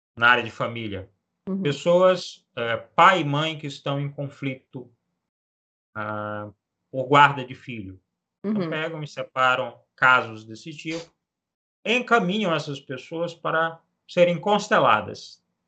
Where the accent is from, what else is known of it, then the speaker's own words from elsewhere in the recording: Macapá, Amapá, Brazil; Eu sou natural de, de Macapá, no Amapá, nasci aqui, na, nesta cidade do norte, do extremo norte do país